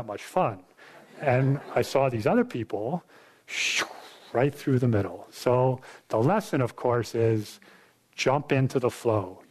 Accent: New York, United States; I grew up in New York State

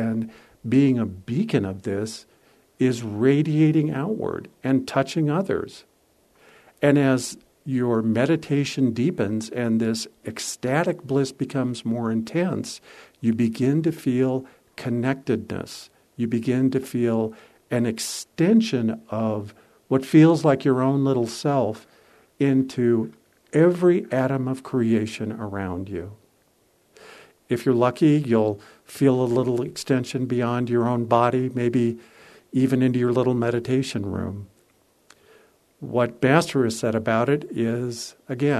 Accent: San Francisco, California, United States; I was from San Francisco

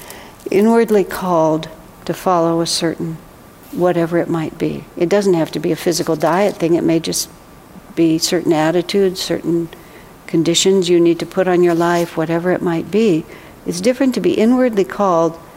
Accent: United States; I am American

